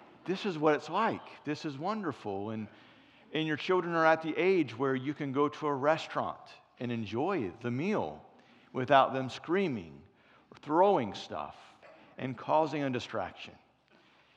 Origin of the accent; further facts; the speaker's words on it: Cincinnati, Ohio, United States; moved away; I'm from Cincinnati originally